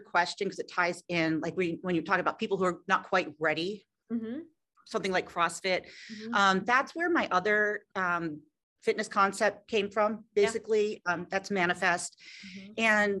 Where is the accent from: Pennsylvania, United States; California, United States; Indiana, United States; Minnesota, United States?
Pennsylvania, United States; Philadelphia; Me too. I grew up in Philadelphia, so I can't help it.